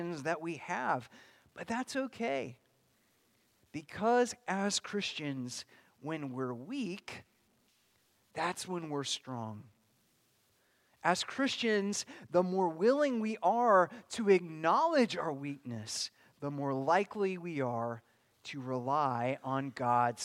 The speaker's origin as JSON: {"language": "English", "town": "Bakersfield", "region": "California", "country": "United States", "moved": "yes", "said": "I came from Bakersfield, California, which is a lot closer to the other place"}